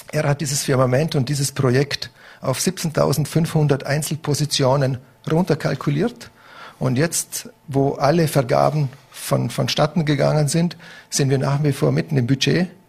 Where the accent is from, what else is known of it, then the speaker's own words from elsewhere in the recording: Vorarlberg, Austria; aber ich bin, ich bin Österreicher, ich bin Vorarlberger, ich, ich wohne hier, mein Lebensmittelpunkt ist hier